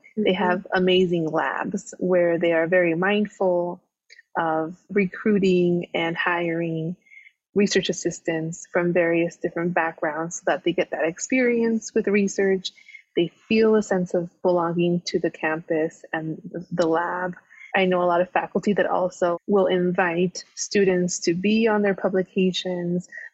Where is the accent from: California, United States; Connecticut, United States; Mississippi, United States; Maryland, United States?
California, United States; Los Angeles; I am from Los Angeles, a big, you know, city person, was raised in big cities